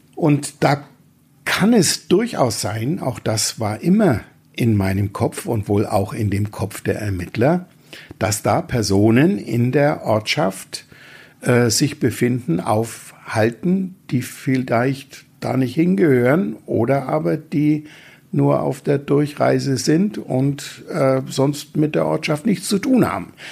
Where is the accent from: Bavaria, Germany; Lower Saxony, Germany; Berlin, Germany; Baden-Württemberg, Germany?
Bavaria, Germany; Franconia; wie man als Franke sagt